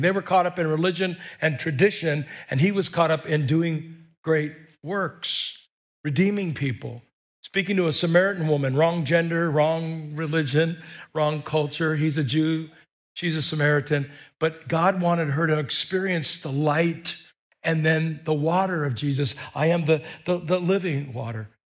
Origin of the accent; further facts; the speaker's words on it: United States; we're American